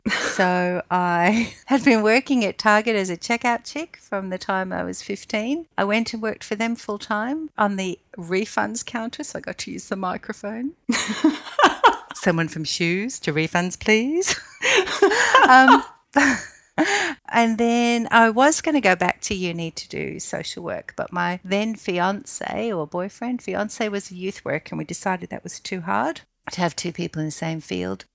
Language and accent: English; New York, United States; moved away; I was allowed to go when I was 10 by myself in New York